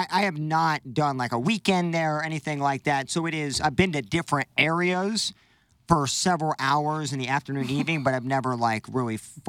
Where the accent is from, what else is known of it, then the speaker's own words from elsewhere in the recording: Illinois, United States; moved away; I don't live in Illinois. I'm from Illinois.